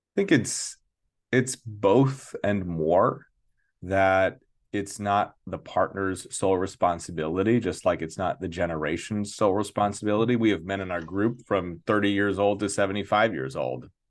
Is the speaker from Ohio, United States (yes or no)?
no; Santa Fe, New Mexico, United States; now in New York City, United States; I grew up in Santa Fe, New Mexico, very progressive town